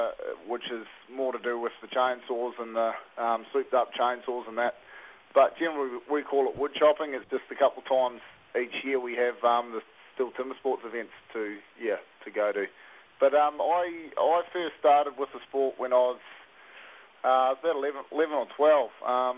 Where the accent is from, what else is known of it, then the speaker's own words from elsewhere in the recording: Taranaki, New Zealand; now in King Country, New Zealand; I grew up in Taranaki, but I'm based 45 minutes out of Tamanui in the King Country. Down the end of a road on a 4,000-acre farm down here.